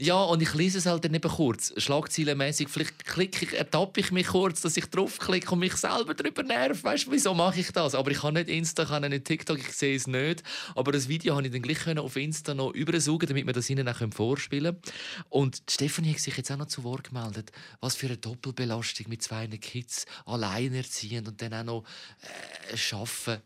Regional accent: Zurich, Switzerland; Ich bin in der Glaubterstraße 112, das ist so eine Blocksiedlung, aufgewachsen

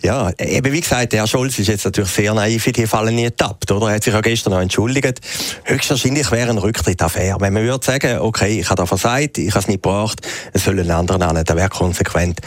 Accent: Schaffhausen, Switzerland; Die, äh, Uhrenfabrik aus meiner Heimatstadt im Norden von der Schweiz

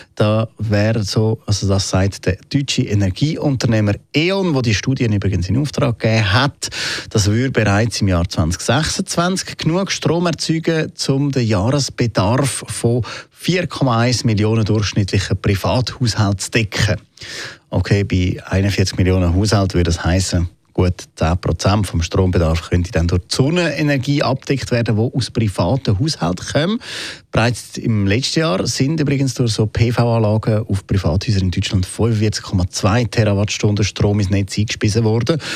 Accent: Switzerland; bei uns in der Schweiz

